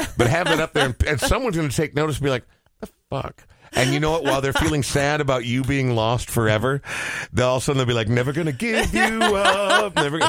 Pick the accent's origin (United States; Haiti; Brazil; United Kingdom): United States; Coon Rapids, Minnesota; So I grew up in Coon Rapids, and I grew up literally 3 blocks away from Cheapskate. Coon Rapids Boulevard, that was my, you know, in the good old days back in the late 70s.